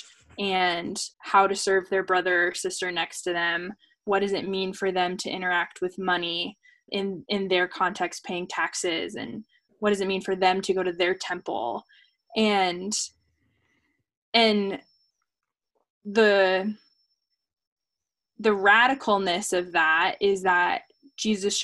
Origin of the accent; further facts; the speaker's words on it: Seattle, Washington, United States; first language English; English will always be my first language. I will always have been born in Seattle.